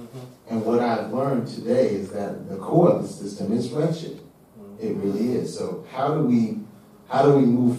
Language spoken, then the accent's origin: English; Atlanta, Georgia, United States; I'm from Atlanta, Georgia, grew up in southwest Atlanta, Georgia, Cascade Road.